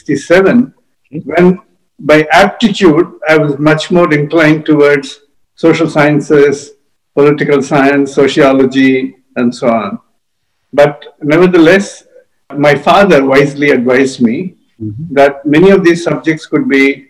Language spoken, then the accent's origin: English; Hyderabad, Telangana, India; moved away as an adult; also born or lived in Chennai / Guntur / Delhi; To Guntur and then to Hyderabad, where I did most of my schooling